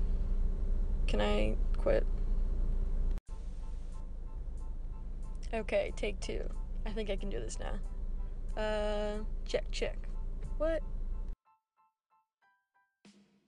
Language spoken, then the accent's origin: English; New Jersey, United States; now in Raleigh, United States; I'm from New Jersey